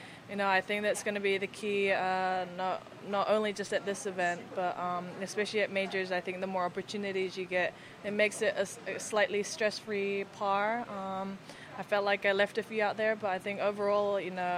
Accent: Florida, United States; I'm from Florida

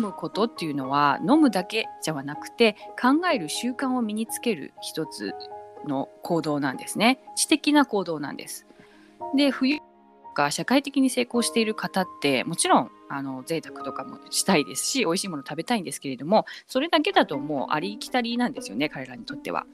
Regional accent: Tokyo, Japan; moved away; also born or lived in Shanghai, China / New York, United States; 中国上海生まれ東京育ちニューヨークで磨かれトリリンガル

